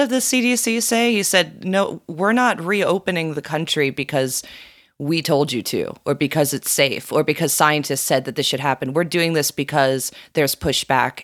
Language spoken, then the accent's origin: English; South Florida, United States; growing up in South Florida